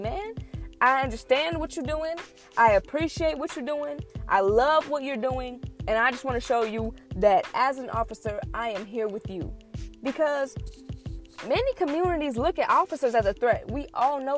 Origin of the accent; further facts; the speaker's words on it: Illinois, United States; also born or lived in Michigan; I'm from Illinois